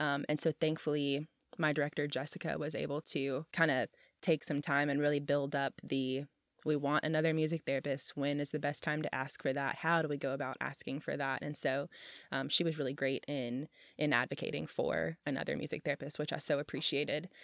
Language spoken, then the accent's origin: English; Memphis, Tennessee, United States; I'm from Memphis and so my siblings and I have all had our fair share of hospital visits or stays at La Bonner